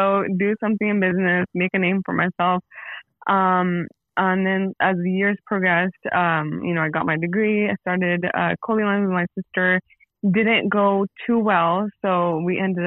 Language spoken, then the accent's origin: English; San Jose, California, United States; I'm from San Jose, California, born and raised